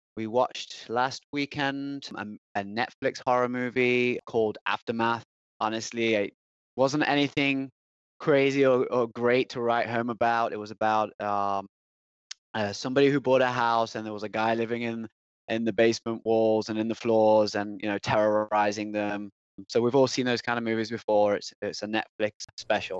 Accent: Nottingham, East Midlands, United Kingdom; moved away; I am from England, and I'm actually born in Nottingham.

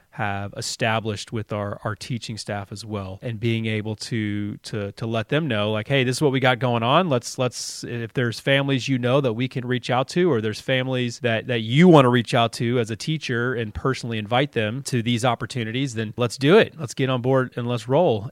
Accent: Dallas, Texas, United States; moved away as an adult; also born or lived in Mississippi; now in Columbus, Indiana, United States; I'm from Texas

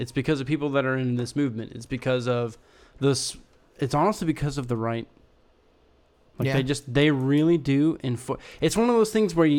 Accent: United States; as an American

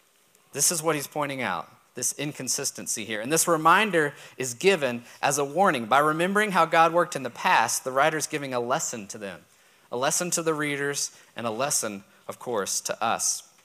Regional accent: Texas, United States; I was born and raised in Texas.

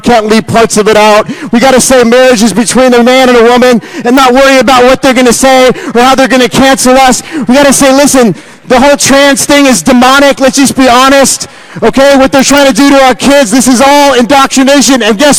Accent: Nashville, Tennessee, United States; I go to, you know, and I'm from Nashville, Tennessee. There's like as many churches as there are Starbucks.

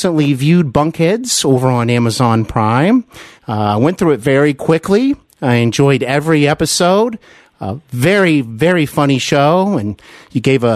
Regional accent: Cincinnati, Ohio, United States; moved away as an adult; also born or lived in Glendale, California / Burbank, California; I am back here in my hometown of Cincinnati

